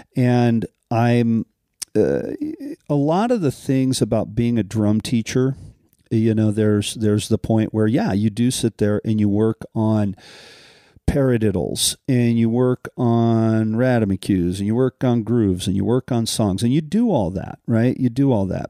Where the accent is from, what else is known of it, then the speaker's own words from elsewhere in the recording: Colorado, United States; growing up in Colorado